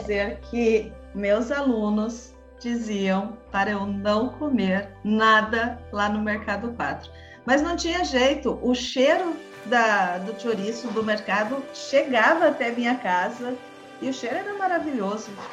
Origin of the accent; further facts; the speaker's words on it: Brazil; also born or lived in Paraguay; a nossa visão como brasileiro